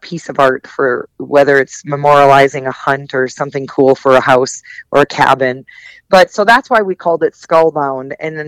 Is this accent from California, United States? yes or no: no; Wisconsin, United States; I grew up in Wisconsin. I'm a Midwest gal.